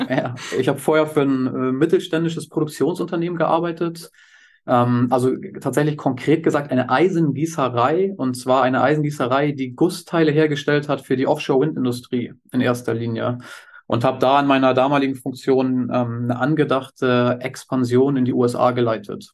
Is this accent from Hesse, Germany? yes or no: no; Hamburg, Germany; Ich bin gebürtiger Hamburger